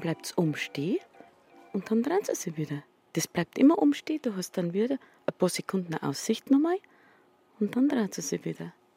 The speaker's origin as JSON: {"language": "German", "town": "Munich", "region": "Bavaria", "country": "Germany", "tie": "born or raised there", "said": "Ich bin ein Münchner Kindl"}